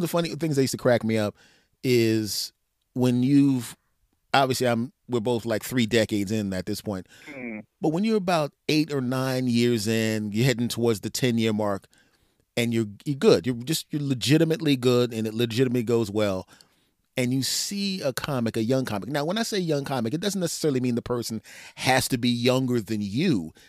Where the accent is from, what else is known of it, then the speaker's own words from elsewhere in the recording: East Coast, United States; We are from the East Coast.